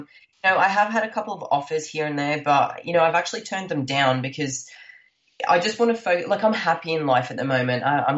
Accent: Scotland, United Kingdom; now in Australia; I am from Scotland.

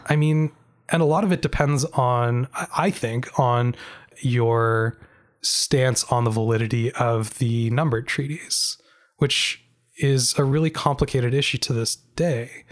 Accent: Canada; as a Canadian

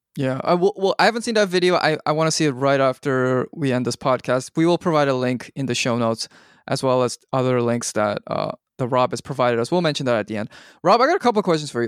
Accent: Canada; now in United States; as a Canadian

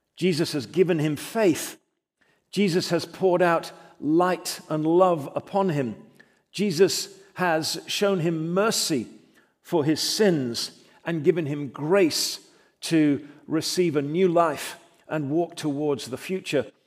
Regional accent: England, United Kingdom; now in United States; I was born in England, but I'm delighted and privileged to call myself an American.

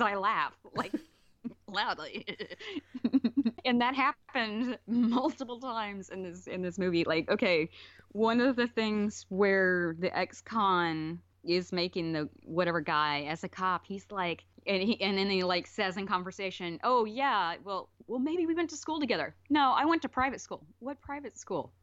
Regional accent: Alabama, United States; moved away; also born or lived in California; Growing up in Alabama, 'cause like I said, I moved there when I was four

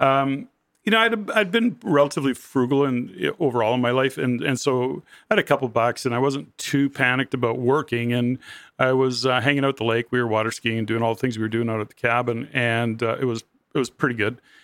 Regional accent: Edmonton, Alberta, Canada; born and raised in Edmonton

